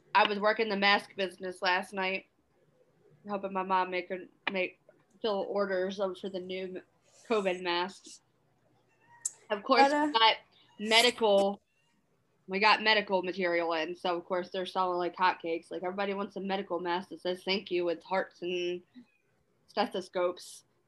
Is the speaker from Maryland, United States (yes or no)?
yes; Maryland, United States; I'm from Maryland